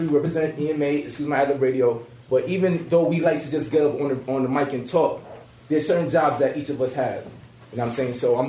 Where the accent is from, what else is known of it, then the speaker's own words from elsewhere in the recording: New York City, New York, United States; I'm also from the Bronx. We all three of us went to the same high school.